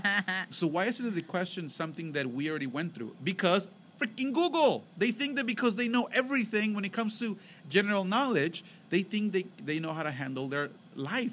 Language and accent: English; Mexico; moved away; when we were growing up in Mexico